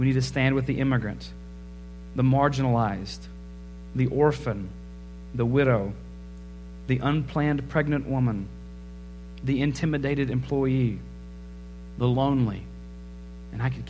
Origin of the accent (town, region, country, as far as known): United States